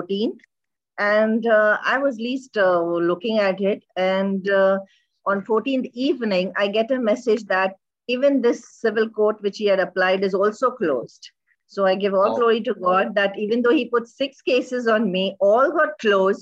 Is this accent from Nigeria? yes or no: no; India; also born or lived in Dubai, United Arab Emirates; now in Kuwait; I'm an Indian and living in Kuwait